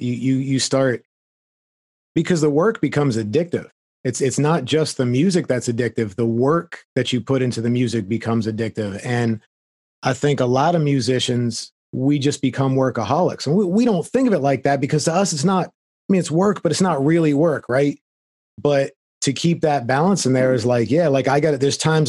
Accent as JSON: {"language": "English", "region": "Florida", "country": "United States", "said": "I mean, I came from Florida and someday I'll be returning there, I'm sure."}